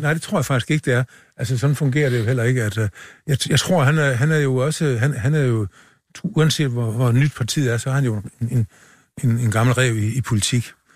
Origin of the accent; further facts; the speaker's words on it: Funen, Southern Denmark, Denmark; vi er, vi er jo ikke sønderjyder. Vi er fynboer